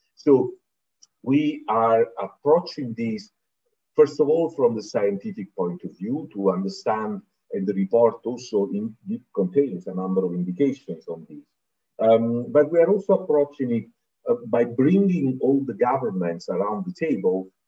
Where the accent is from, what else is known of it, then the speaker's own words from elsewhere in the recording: Naples, Campania, Italy; I come from Naples, in the heart of the Mediterranean